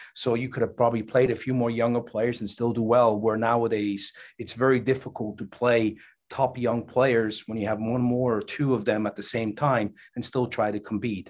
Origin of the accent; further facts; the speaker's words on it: Switzerland; now in United States; growing up in Switzerland